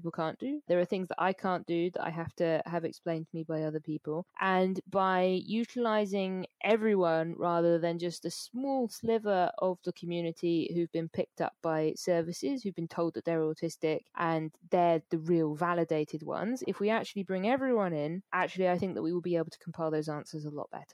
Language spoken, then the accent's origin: English; London, United Kingdom; also born or lived in Manchester; I am from the UK. I was born in London.